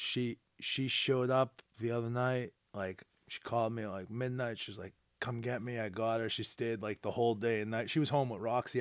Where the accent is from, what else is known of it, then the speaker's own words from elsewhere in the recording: North Shore, Massachusetts, United States; I'm from the North Shore